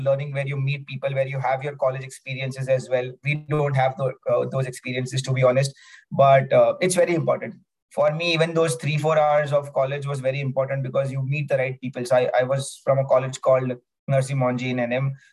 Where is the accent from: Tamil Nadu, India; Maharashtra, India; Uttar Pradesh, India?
Maharashtra, India; Mumbai; I'm from Bombay.